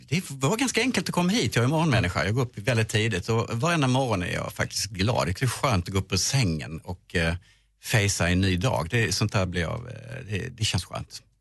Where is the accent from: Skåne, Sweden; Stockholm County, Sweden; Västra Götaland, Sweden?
Skåne, Sweden; Ja, jag är halvdansk. Jag kommer ju från Skåne.